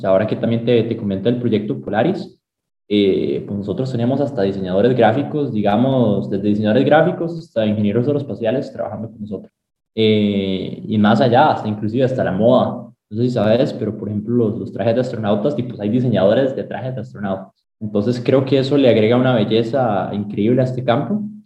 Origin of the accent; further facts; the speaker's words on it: Sabanilla, San José, Costa Rica; moved away as an adult; now in United States; yo nací aquí en Costa Rica, en San José. Me crié en Sabanilla, en Montes de Oca. Todos mis primeros 18 años los viví ahí